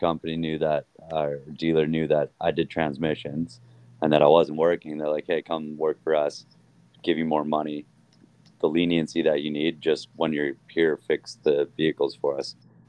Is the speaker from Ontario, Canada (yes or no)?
no; Airdrie, Alberta, Canada; Yeah, Calgary. Well, Airdrie. I always just tell everyone when we're traveling, like, Calgary, because nobody knows where Airdrie is, you know?